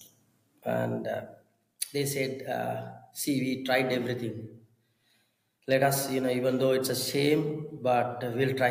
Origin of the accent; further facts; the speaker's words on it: Sri Lanka; I am a Sinhalese, and I was a Buddhist for 20 years. And you know, in my, I would say, village, and then in my family line, there were no Christians